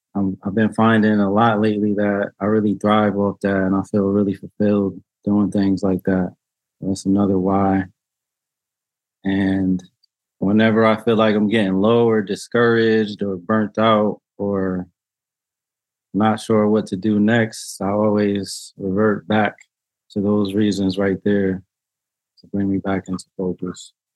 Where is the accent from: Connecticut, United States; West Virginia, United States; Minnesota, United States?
Connecticut, United States; New Haven; I grew up here in New Haven, born and raised